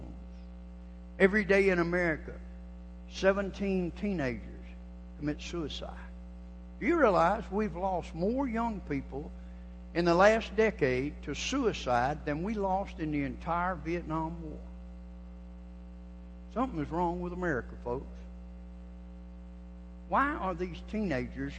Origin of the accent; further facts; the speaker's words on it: Georgia, United States; I'm from Georgia. I was born and raised a Georgia cracker